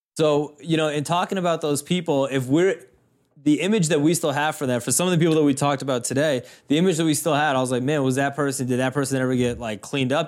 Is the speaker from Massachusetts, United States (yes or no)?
yes; Boston, Massachusetts, United States; people that we grew up with in Boston